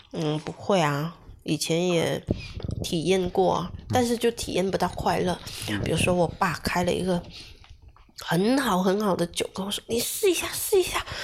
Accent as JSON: {"language": "Chinese", "region": "Guangdong", "country": "China", "said": "我们潮汕这边牛肉丸、墨斗丸、虾枣"}